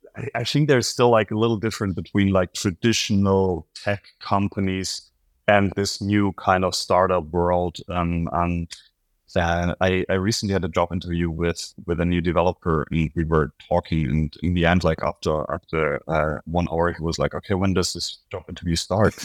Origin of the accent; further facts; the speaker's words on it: Berlin, Germany; I'm from Berlin